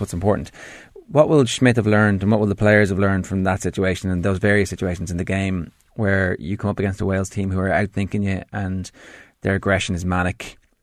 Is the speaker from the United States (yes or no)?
no; Ireland; as an Irishman